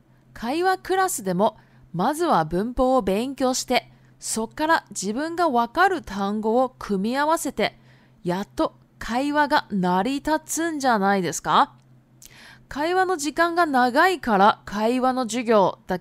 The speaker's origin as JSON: {"language": "Chinese", "country": "Japan", "second_language": "Chinese", "said": "对，我是日本人，没有错。"}